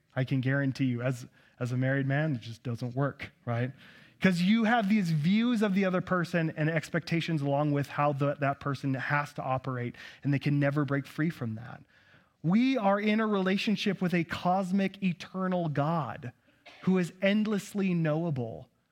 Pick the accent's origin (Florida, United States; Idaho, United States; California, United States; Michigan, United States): Idaho, United States; Nampa; also born or lived in Kansas City; born and raised in Nampa, Idaho